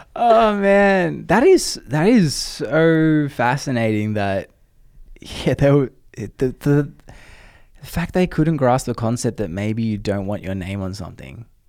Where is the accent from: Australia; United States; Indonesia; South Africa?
Australia; moved away; I'm Australian